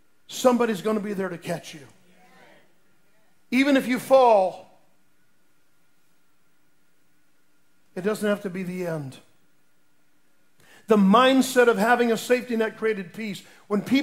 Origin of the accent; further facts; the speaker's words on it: Lake Mary, Florida, United States; I grew up in Lake Mary, Florida, down by near Orlando